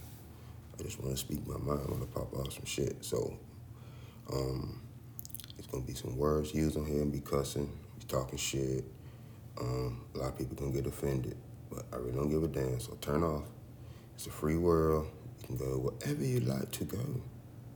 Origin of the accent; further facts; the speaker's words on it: the South, United States; growing up in the South